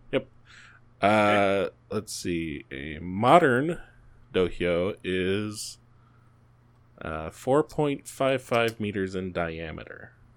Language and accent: English; United States; I'm American